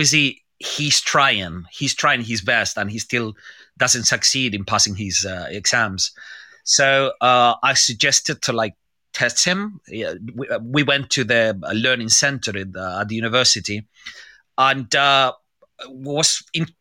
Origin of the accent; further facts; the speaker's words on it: Seville, Andalusia, Spain; English is a second language; moved away as an adult; now in London, United Kingdom; I'm from Seville. I'm from Spain.